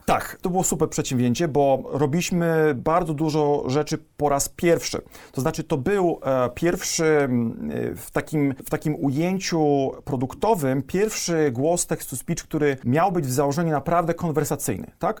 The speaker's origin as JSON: {"language": "Polish", "town": "Gostyń", "region": "Greater Poland", "country": "Poland", "also_born_or_lived": "Poznań", "said": "Jestem z Wielkopolski, pięknego miasteczka w Wielkopolsce."}